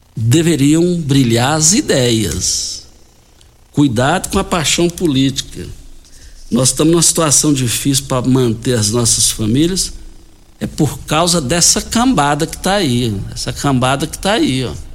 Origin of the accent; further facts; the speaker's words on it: Brazil; nós fomos criados juntos ali no Parque Bandeirantes